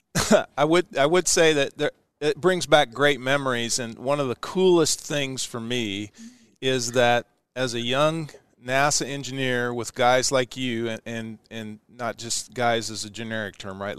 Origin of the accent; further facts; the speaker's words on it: Ashland, United States; my hometown of Ashland where we're broadcasting from today